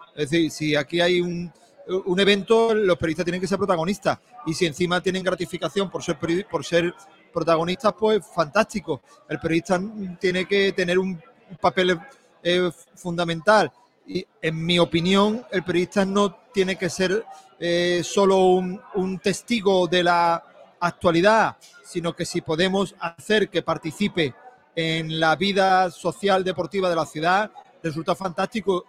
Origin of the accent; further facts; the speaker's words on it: Málaga, Andalusia, Spain; somos malagueños